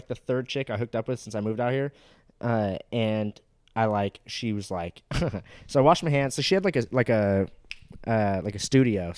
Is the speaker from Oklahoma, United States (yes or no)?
no; Orange County, California, United States; I'm from Orange, I'm from Orange County, dude, like, the land of the hoes